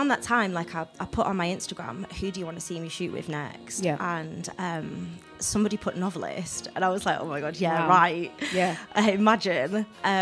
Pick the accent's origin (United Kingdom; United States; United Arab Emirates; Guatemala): United Kingdom; Newcastle upon Tyne, North East England; moved away as an adult; now in Manchester, United Kingdom; moving down to Manchester because I'm originally from Newcastle